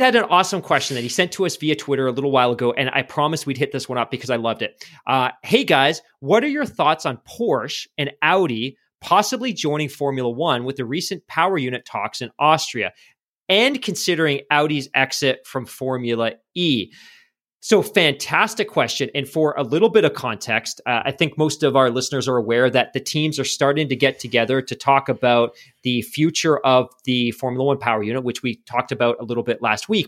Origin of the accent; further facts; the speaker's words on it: Vancouver, British Columbia, Canada; we're from Vancouver